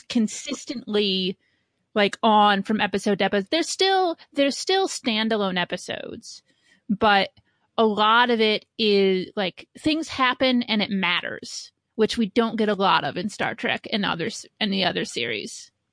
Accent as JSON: {"language": "English", "region": "Indiana", "country": "United States", "tie": "born or raised there", "said": "I grew up in Indiana"}